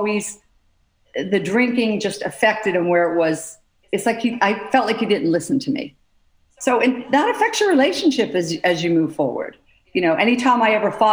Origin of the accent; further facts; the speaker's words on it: Pennsylvania, United States; I grew up in Pennsylvania, six children.